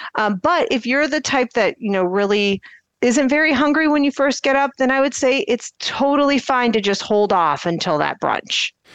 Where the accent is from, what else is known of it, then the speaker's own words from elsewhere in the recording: Akron, Ohio, United States; I'm from the Akron area